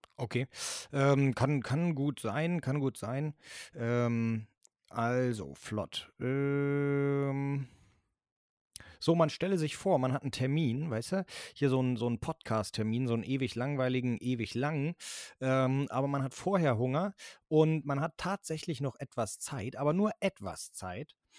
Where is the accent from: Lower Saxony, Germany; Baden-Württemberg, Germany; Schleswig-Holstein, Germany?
Schleswig-Holstein, Germany; hier bei uns in Schleswig-Holstein